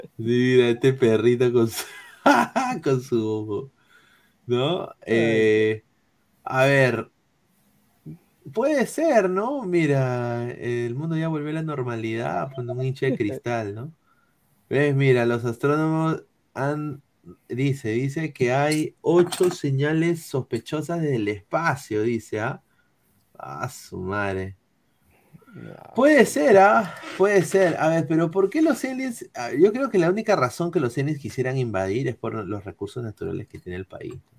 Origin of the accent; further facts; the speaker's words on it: Peru; Los ovnis llegan a mi Perú.